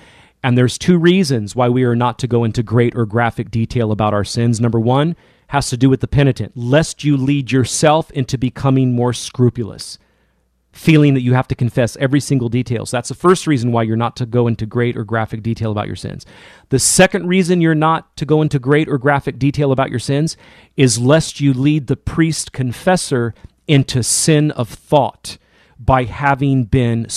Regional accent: California, United States; my home state of California

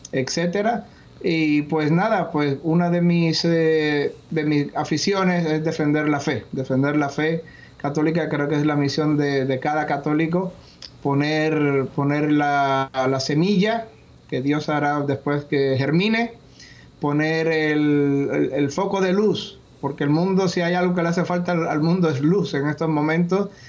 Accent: Miami, Florida, United States; aquí en, Miami. He vuelto a mis raíces, he vuelto aquí con mi familia, aquí al sur de la Florida.

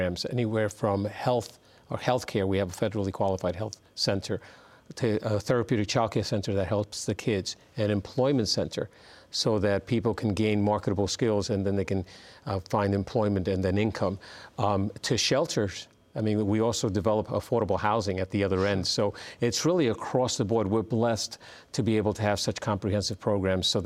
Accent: New York City, New York, United States; now in San Diego, United States; I grew up in the South Bronx as well.

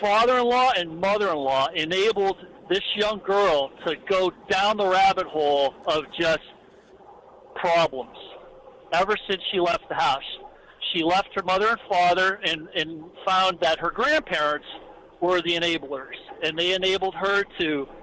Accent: Erie, Pennsylvania, United States; moved away; we're originally from Erie, Pennsylvania

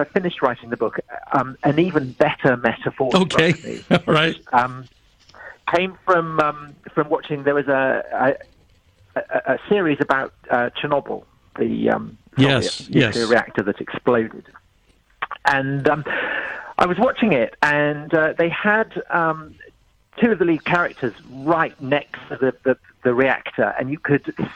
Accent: United Kingdom; I was brought up in Church of England here in Britain

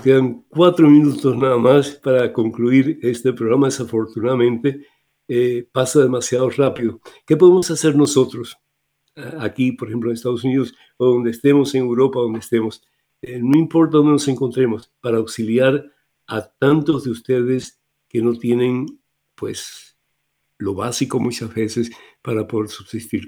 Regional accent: Cuba; moved away; Cuba que es eh, mi país de origen

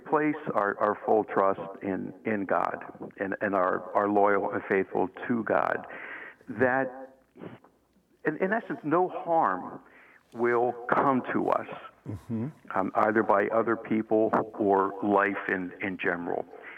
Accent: Philadelphia, Pennsylvania, United States; I'm a boy from Philly

